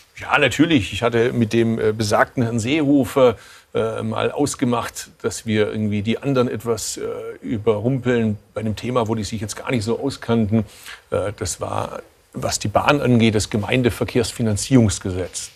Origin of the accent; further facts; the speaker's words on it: Swabia, Baden-Württemberg, Germany; als Schwabe